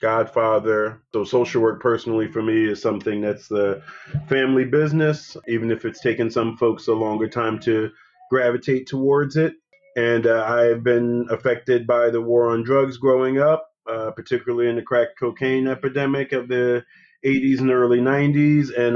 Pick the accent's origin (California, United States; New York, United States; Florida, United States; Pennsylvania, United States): Pennsylvania, United States; Philadelphia; I'm from Philadelphia. I'm from West Philadelphia specifically. So I'm a native Philadelphian